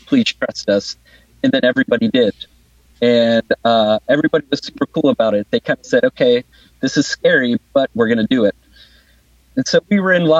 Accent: Pennsylvania, United States; now in Wellington, New Zealand; my home state of Pennsylvania

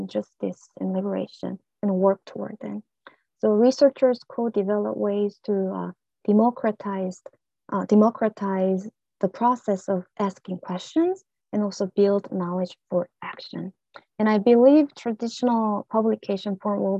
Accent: South Korea; accent: ethnic accent; English is a second language; now in United States; as a Korean immigrant

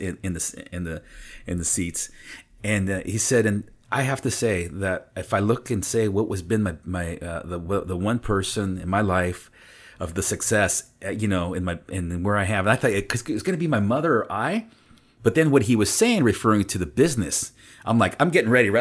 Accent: Napa, California, United States; first language Spanish; English is a second language; also born or lived in St. Helena, California; she moved us to Napa. We were the only family that moved out of Saint Helena. We moved to Napa

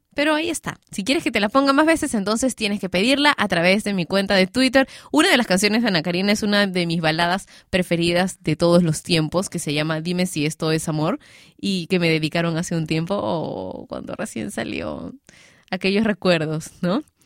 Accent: Peru; yo también soy peruana y estamos en Perú

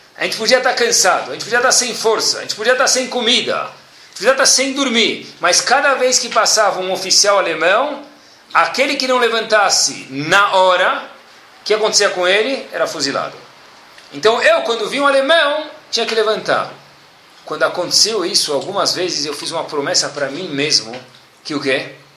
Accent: Brazil; a gente mora no país do arroz e feijão

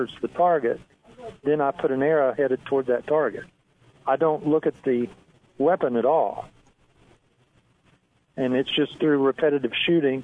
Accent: West Virginia, United States; now in Texas, United States; I was raised, before we moved to Texas, I was raised in West Virginia, and my family were all mountain people

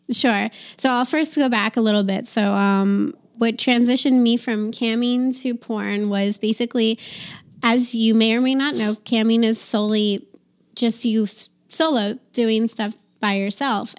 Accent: East Coast, United States; moved away as an adult; now in Nevada, United States; I'm from the East Coast

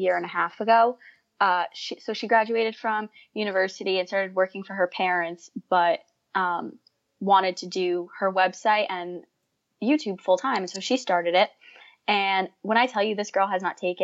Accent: New Jersey, United States; moved away as an adult; now in Rhode Island, United States; I'm from New Jersey, but I go to school in Rhode Island

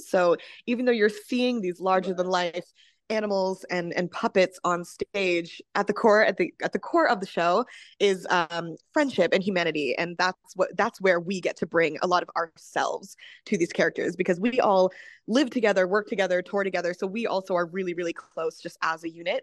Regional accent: Massachusetts, United States; I'm actually from Massachusetts

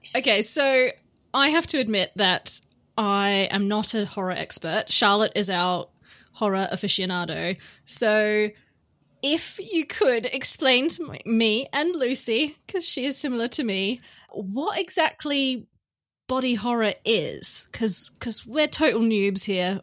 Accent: Western Australia, Australia; I'm from Western Australia

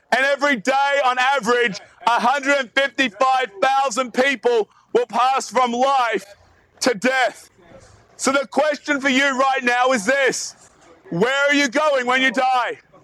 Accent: Australia; As you can probably tell from my accent, I'm not actually from around here. I'm from way, way, way down south in Australia

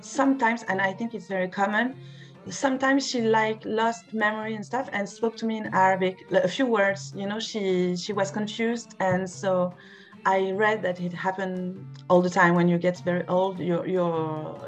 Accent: Paris, Île-de-France, France; English is a second language; I'm French, I'm from Paris

